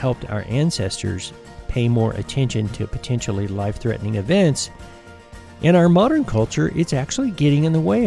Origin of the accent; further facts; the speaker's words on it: United States; my home country, which is the United States